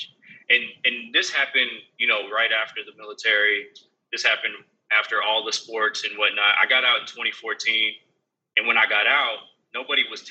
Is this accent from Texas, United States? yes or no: yes; Houston, Texas, United States; born or raised there; also born or lived in Denver, Colorado / California / Georgia